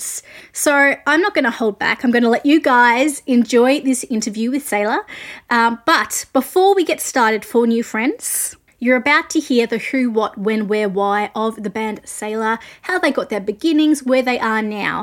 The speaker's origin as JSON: {"language": "English", "country": "Australia", "said": "I'm an Australian music journalist"}